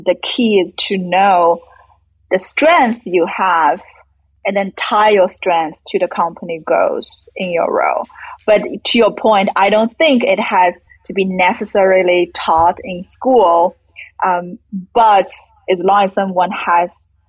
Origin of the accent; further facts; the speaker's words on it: China; moved away; I grew up in China